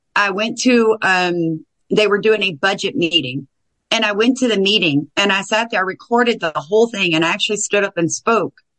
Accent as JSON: {"language": "English", "region": "the South", "country": "United States", "said": "I'm from the South."}